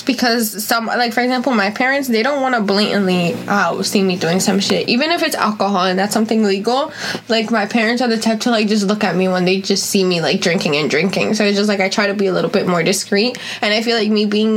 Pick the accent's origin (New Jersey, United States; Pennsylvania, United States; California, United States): New Jersey, United States; first language Spanish; English is a second language; also born or lived in Colombia / Bergenfield, New Jersey; I was raised in the U.S. We arrived to this country in 2002. We arrived in Miami, flew into New York, and then we began living in New Jersey